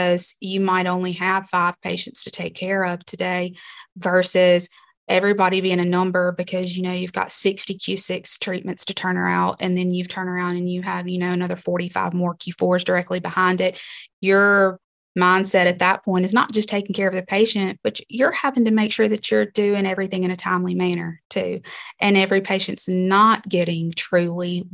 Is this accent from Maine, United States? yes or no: no; Libby, Montana, United States; It's my hometown.